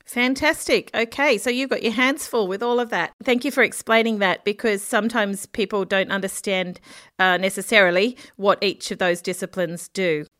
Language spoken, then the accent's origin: English; Australia; I'm an Australian journalist, freelance